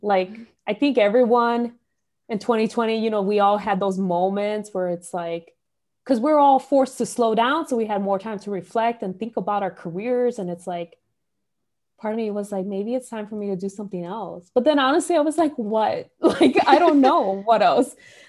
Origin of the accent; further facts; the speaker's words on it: Chicago, Illinois, United States; I think part of it is from growing up in Little Village